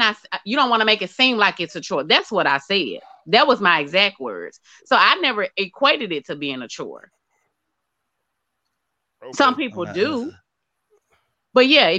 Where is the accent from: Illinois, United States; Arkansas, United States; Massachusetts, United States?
Arkansas, United States